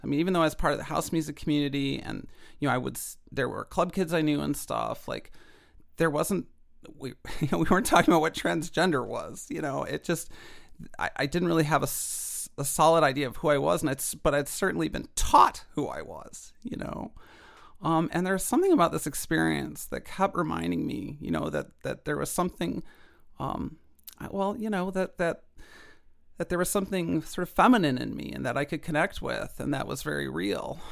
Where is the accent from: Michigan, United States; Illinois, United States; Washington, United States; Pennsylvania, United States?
Illinois, United States; Chicago; I grew up in Chicago in the nineties